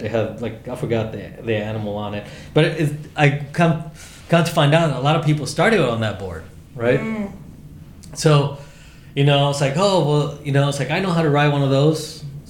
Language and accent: English; Chicago, Illinois, United States; I'm not from California. I'm not from Texas. There was no skate parks in Chicago, right, in the city. So for me, it was like street skating